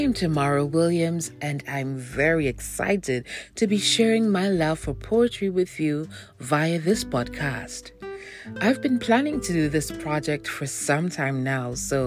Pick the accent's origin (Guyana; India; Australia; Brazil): Guyana; coming out of my home country, Guyana